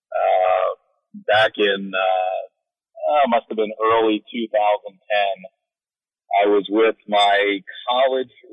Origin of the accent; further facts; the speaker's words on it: Philadelphia, Pennsylvania, United States; moved away as an adult; also born or lived in Binghamton, New York; now in Orlando, United States; I grew up in uh, north, northeast Philadelphia and went to George Washington High School